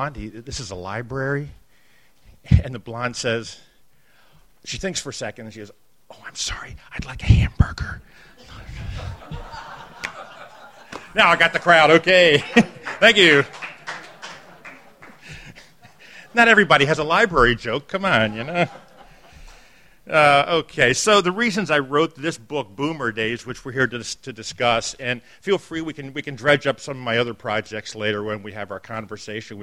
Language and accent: English; Baltimore, Maryland, United States; I grew up here in Baltimore in the West Side